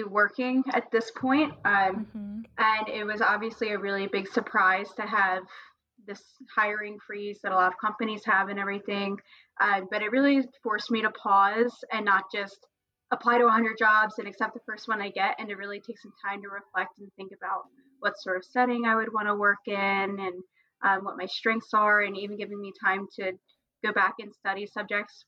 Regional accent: Baltimore, Maryland, United States; moved away as an adult; also born or lived in South Carolina / Philadelphia; I'm from Baltimore, Maryland

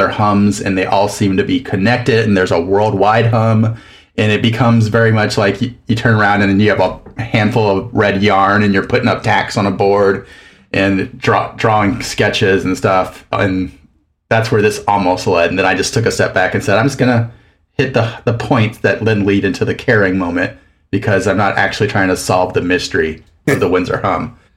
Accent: southern Mexico, Mexico; also born or lived in Louisiana; now in Minneapolis, United States; I'm originally from Louisiana, grew up in southern Mexico, and then went to a bunch of different schools

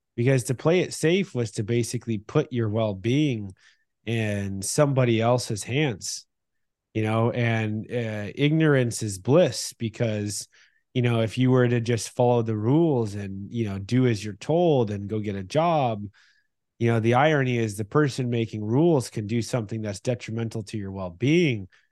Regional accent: Northern California, United States; where we grew up in Northern California

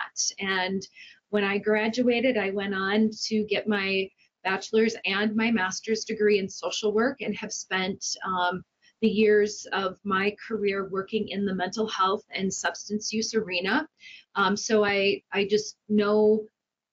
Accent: Crookston, Minnesota, United States; I am also from the Northwest Minnesota area, and I was born and raised here in Crookston, and grew up on our family farm

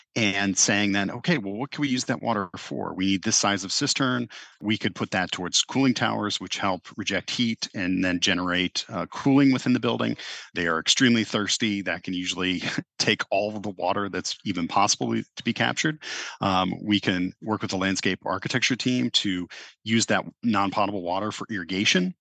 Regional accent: Cincinnati, Ohio, United States; growing up in the Midwest

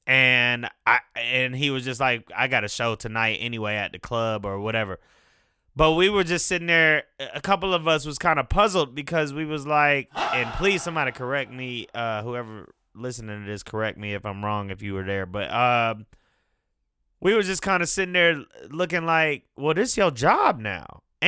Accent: Detroit, Michigan, United States; born there; also born or lived in California; now in Atlanta, United States; I was born in Detroit. Moved to California, then moved to Atlanta. Spent significant time in all of them, years at least. Been in Atlanta most of my life.

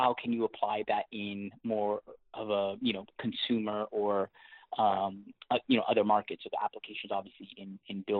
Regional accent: Seattle, Washington, United States; accent: hybrid Canadian-American; also born or lived in Canada; born and raised in Canada, but I grew up in Seattle

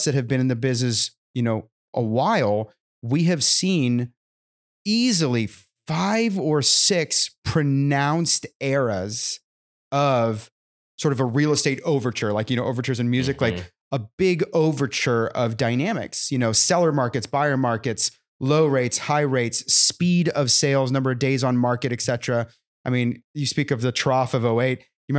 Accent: California, United States; now in Nashville, United States; I come originally from California, where the market didn't play by the same rules as everybody other state.

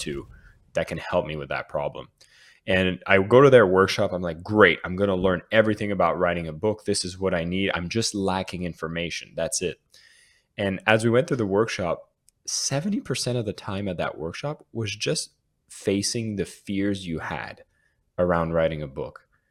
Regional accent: Canada; now in Bali, Indonesia; being Canadian

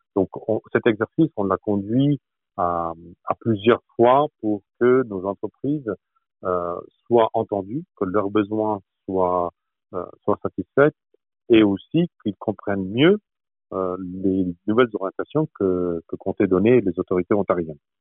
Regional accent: France; moved away as an adult; now in Toronto, Canada; quand on est français, quand on représente la France, comme je le fais ici à Toronto

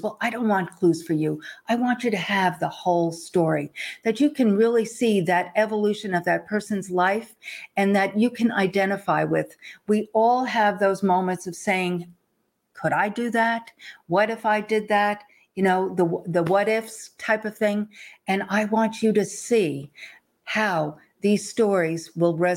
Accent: Long Island, New York, United States; I grew up in the East Coast and grew up on Long Island

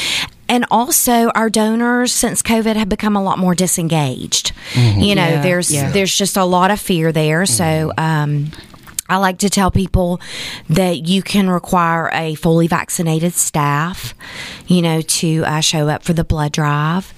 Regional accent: Chattanooga, Tennessee, United States; my hometown of Chattanooga, Tennessee

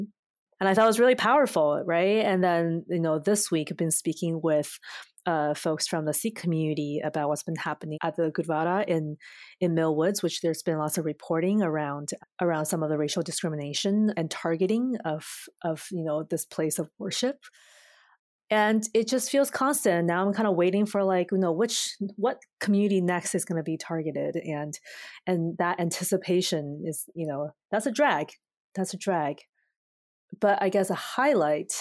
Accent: China; now in Canada; my hometown in China

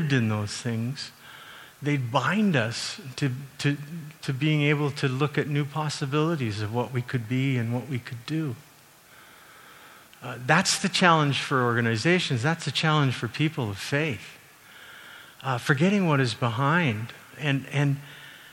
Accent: Calgary, Alberta, Canada; I grew up in Calgary

